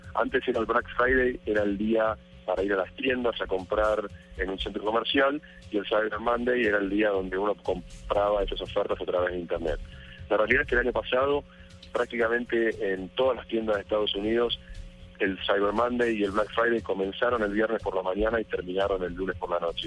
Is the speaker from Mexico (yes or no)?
no; Argentina; moved away as an adult; now in Colombia; soy argentino, estoy hace dos años y medio aquí en Colombia